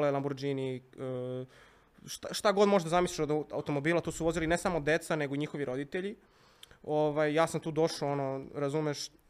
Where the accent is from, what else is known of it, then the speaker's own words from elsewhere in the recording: Belgrade, Serbia; also born or lived in United States; ja sam odrastao na Bežanijskoj kosi